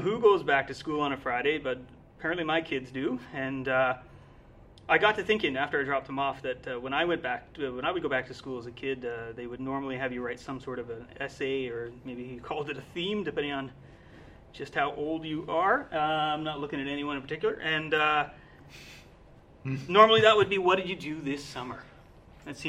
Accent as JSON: {"language": "English", "region": "Newfoundland and Labrador", "country": "Canada", "tie": "born or raised there", "moved": "yes", "lives_now": "Manitoba, Canada", "said": "I was born and raised in Newfoundland."}